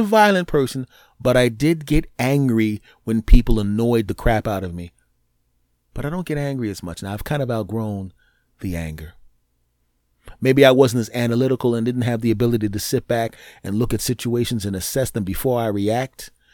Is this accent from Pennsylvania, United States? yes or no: yes; Philadelphia, Pennsylvania, United States; moved away; My hometown down there in Philly